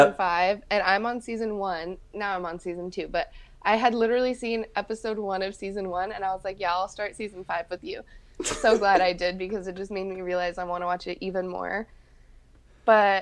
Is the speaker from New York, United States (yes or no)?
no; Texas, United States; oh, Texas.